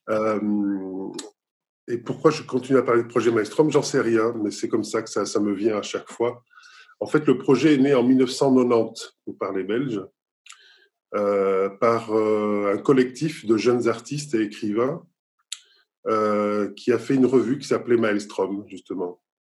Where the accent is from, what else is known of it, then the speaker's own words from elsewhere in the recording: Nice, Provence-Alpes-Côte d'Azur, France; born there; Mon pays d'origine, parce que je suis, né, je suis né à Nice en France.